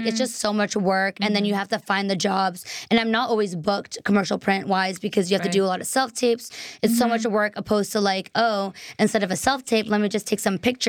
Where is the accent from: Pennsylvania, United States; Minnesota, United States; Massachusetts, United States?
Massachusetts, United States; Boston; moved away; also born or lived in Taiwan; I'm originally from Boston.